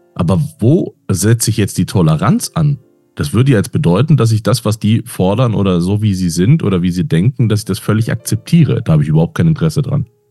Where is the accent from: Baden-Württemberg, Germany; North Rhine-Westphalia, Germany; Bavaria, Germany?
Bavaria, Germany; Munich; Ich bin ja Münchner